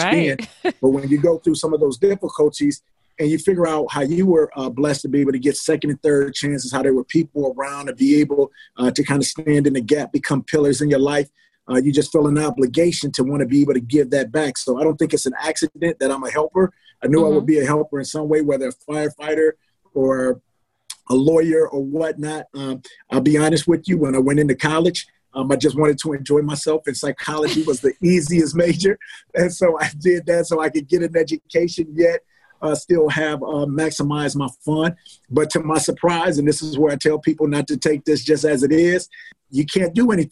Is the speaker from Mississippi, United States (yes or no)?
no; Milwaukee, Wisconsin, United States; a young man from Milwaukee, Wisconsin, grew up on 7th and Melvina